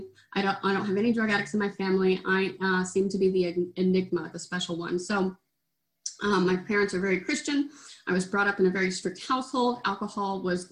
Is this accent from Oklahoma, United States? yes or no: yes; Oklahoma, United States; I grew up in Oklahoma